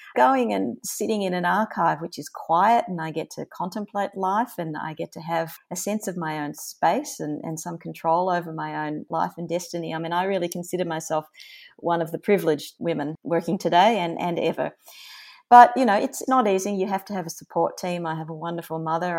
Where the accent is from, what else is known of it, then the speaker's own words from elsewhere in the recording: Melbourne, Victoria, Australia; my hometown of Melbourne